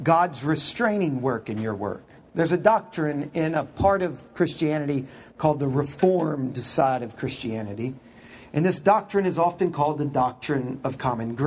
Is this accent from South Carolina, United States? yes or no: no; Houston, Texas, United States; I grew up in Houston.